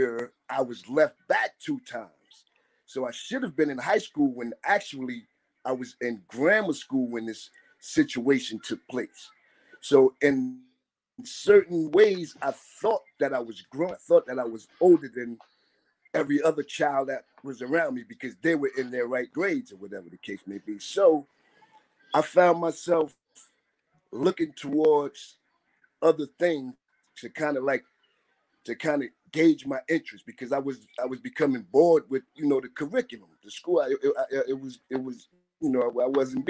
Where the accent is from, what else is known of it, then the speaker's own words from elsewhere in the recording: Jersey City, New Jersey, United States; I'm from Jersey City